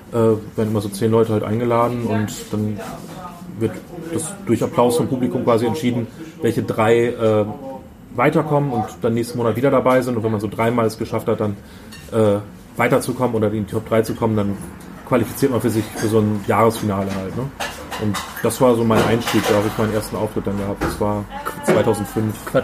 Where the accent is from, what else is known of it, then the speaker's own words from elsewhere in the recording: Lower Saxony, Germany; Also ich, ich komme ja aus Ostfriesland, so da ist äh, auch wenig und damals gab es halt auch noch nicht diese ganzen Bühnen, die es heute gibt.